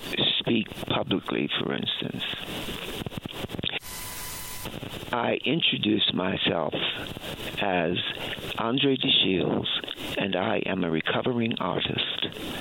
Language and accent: English; Baltimore, Maryland, United States; Baltimore, Maryland.